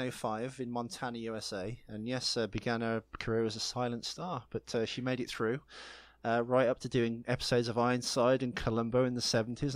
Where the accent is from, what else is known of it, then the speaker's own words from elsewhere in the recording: United Kingdom; I'm British